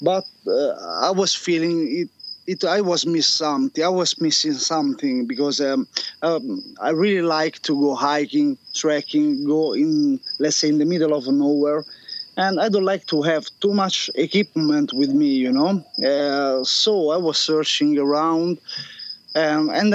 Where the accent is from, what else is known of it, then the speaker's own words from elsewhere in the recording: Rome, Lazio, Italy; also born or lived in Monti Simbruini, Lazio; I was born in Rome, so really central Italy, the capital city